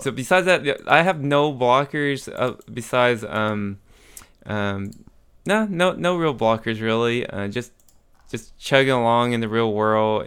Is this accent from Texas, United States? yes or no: yes; Amarillo, Texas, United States; moved away; I went to my hometown in Amarillo